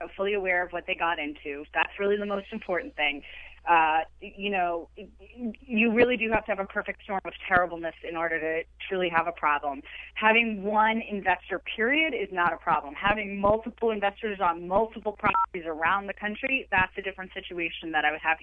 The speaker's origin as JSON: {"language": "English", "town": "Boston", "region": "Massachusetts", "country": "United States", "moved": "yes", "said": "I'm originally from Boston"}